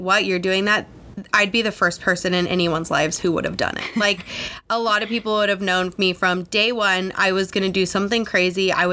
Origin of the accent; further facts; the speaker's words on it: Los Angeles, California, United States; moved away as an adult; I'm from Los Angeles. I grew up there